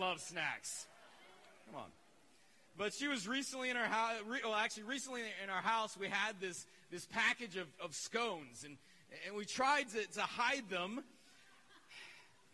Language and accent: English; Georgia, United States; I'm from Georgia